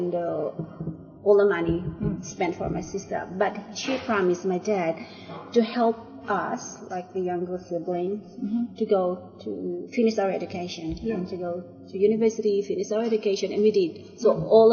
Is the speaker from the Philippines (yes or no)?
yes; Abra, Cordillera Administrative Region, Philippines; moved away; I came from a very remote village in the Philippines, in the northern part of Luzon, which is the Cordillera region and the province of Abra